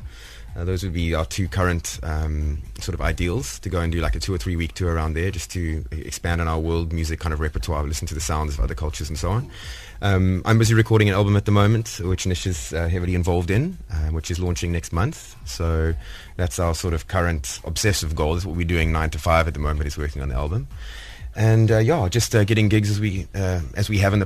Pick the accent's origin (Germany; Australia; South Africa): South Africa; Cape Town, Western Cape; moved away as an adult; now in Durban, South Africa; I grew up in Cape Town. I lived in Cape Town for 27 years